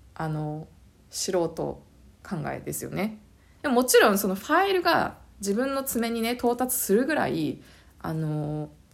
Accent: Japan; moved away as an adult; now in Canada

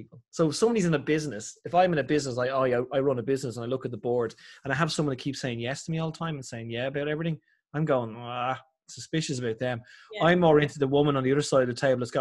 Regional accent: Ireland; I'm so Irish as well

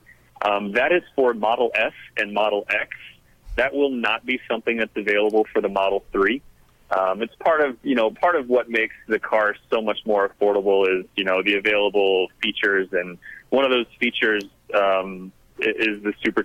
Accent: Florida, United States; now in California, United States; I'm from Florida, but out here in California

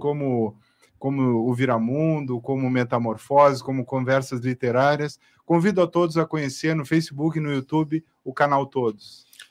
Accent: Pelotas, Rio Grande do Sul, Brazil; Eu sou pelotense

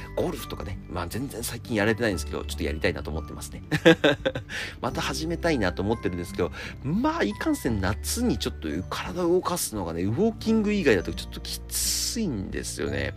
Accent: Akita, Japan; moved away; 僕秋田出身なんですけど

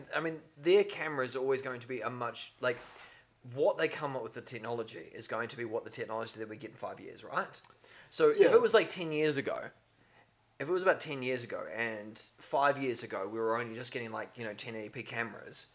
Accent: New Zealand; one of the biggest Air Forces was in my hometown

